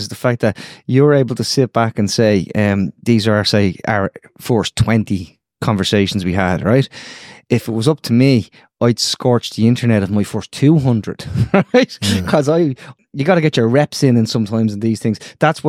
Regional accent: Ireland; And, you know, as Irish as I am, and by the way, as dual national as they want to be.

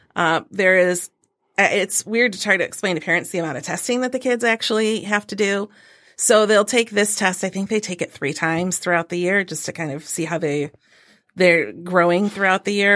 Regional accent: Carson City, Michigan, United States; also born or lived in Alma, Michigan; I grew up in Carson City, Michigan

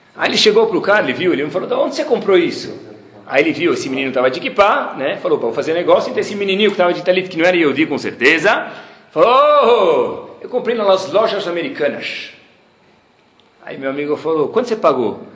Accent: Brazil; also born or lived in Baltimore, United States; eu como brasileiro

